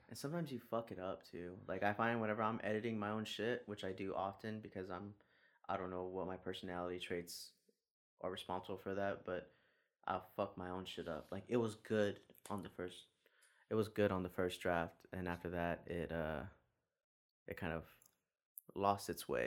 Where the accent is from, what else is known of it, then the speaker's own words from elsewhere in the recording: San Antonio, Texas, United States; I'm from San Antonio